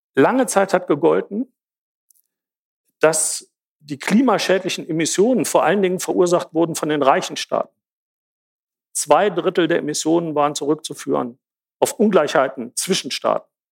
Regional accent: Jena, Thuringia, Germany; Ich komme aus Jena

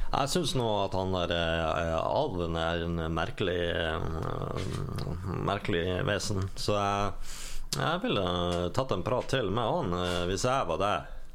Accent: Bergen, Vestland, Norway; jeg er fra Arna.

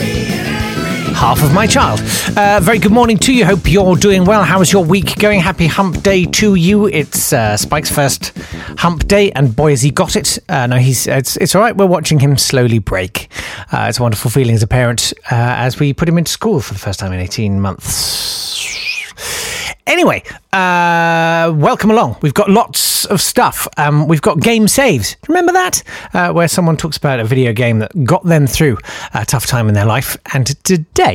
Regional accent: United Kingdom

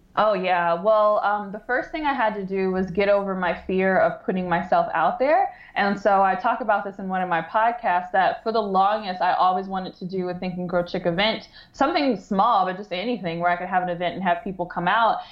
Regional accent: Detroit, Michigan, United States; I grew up in the Metro Detroit area

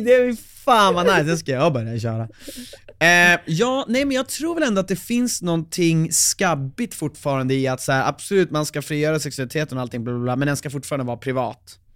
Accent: Umeå, Västerbotten County, Sweden; now in Stockholm, Sweden; kommer ju från Umeå

